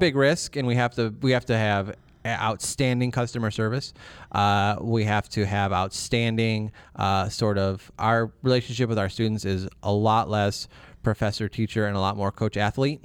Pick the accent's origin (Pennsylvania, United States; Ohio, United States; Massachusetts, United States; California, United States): Ohio, United States; Milan; Northern Ohio. This is the Milan area